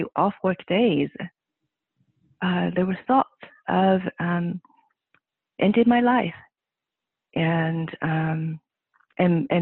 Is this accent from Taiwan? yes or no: yes; Taiwan; moved away as an adult; now in California, United States; I was born and raised on the island country of Taiwan.